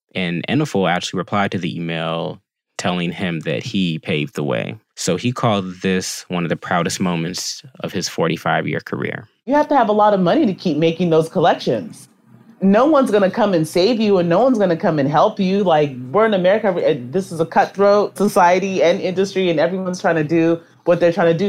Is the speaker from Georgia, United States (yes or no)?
yes; Decatur, Georgia, United States; I'm from Decatur, Georgia, right outside of Atlanta.